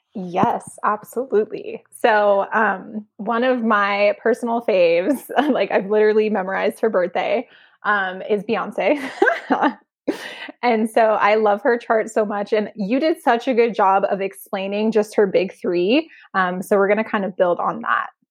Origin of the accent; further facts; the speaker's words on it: Arizona, United States; now in California, United States; where I grew up, it was, it's in this really small town in Arizona